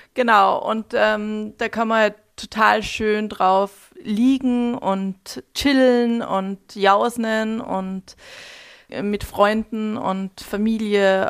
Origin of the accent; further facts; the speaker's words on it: Altenmarkt im Pongau, Salzburg, Austria; moved away as an adult; also born or lived in Hamburg / London / New York / Stockholm; ich bin ähm, in, im Land Salzburg aufgewachsen, in Altmarkt im Pongau